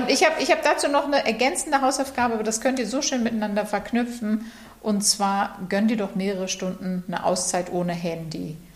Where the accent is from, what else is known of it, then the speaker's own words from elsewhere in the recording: Bochum, North Rhine-Westphalia, Germany; born there; Der neunte Tipp für unser Lösungswort ist der Buchstabe B wie Bochum, meine Geburtsstadt.